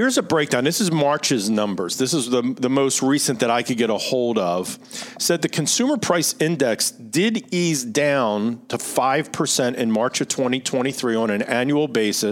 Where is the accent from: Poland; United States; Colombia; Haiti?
United States; Philadelphia, Pennsylvania; accent: Philly; my Philly accent